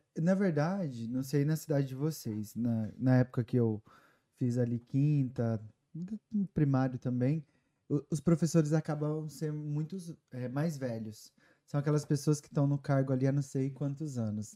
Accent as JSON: {"language": "Portuguese", "town": "Guaxupé", "region": "Minas Gerais", "country": "Brazil", "also_born_or_lived": "Ribeirão Preto, São Paulo", "moved": "as an adult", "lives_now": "United States", "said": "sou do sul de Minas."}